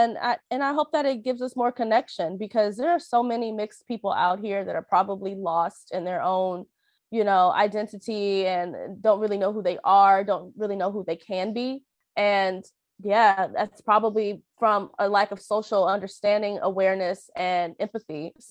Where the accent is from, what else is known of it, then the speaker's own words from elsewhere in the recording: Philippines; I'm going to make mistakes because I don't know much about this cultural aspect of being a Filipino person.